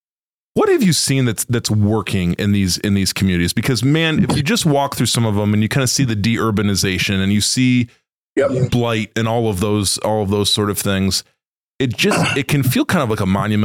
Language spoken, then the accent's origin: English; Michigan, United States; also born or lived in Midwest; now in near South Bend, Indiana, United States; someone who has grown up here in the Midwest and is, you know, I was born in Michigan. We live here close to South Bend, Indiana